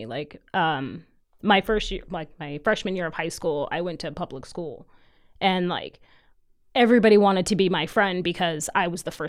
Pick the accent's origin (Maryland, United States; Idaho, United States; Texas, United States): Idaho, United States; Caldwell; I was born actually in Caldwell, but like my family's always lived in Idaho. I was kind of raised here.